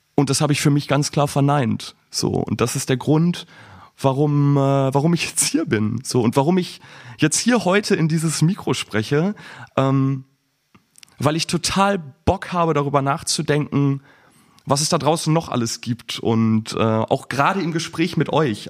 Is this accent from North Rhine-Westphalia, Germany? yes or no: yes; Bielefeld, North Rhine-Westphalia, Germany; moved away as an adult; now in Flensburg, Germany; ich bin 25 Jahre alt, ich komme aus Bielefeld ursprünglich